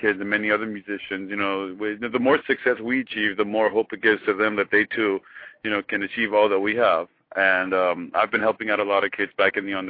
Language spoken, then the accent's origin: English; Iran; moved away as an adult; also born or lived in Eugene, Oregon; now in United States; I was born in Iran, but I grew up in Eugene, Oregon, back in the 80s